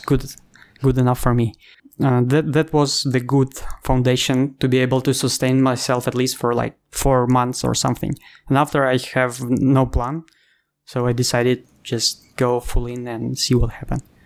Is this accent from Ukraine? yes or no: yes; Ukraine; English is a second language; moved away as an adult; also born or lived in Thailand; now in Bali, Indonesia; I'm I'm from Ukraine